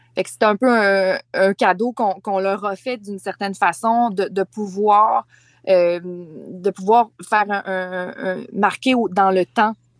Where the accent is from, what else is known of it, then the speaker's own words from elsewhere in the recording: Charlevoix, Quebec, Canada; moved away; ma région natale